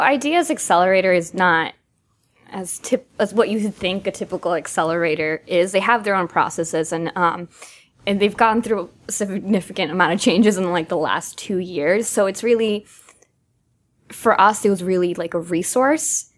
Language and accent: English; Massachusetts, United States; moved away; I'm from Massachusetts